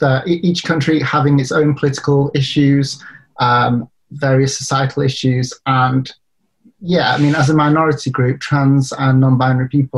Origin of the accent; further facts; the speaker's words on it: United Kingdom; I'm from the UK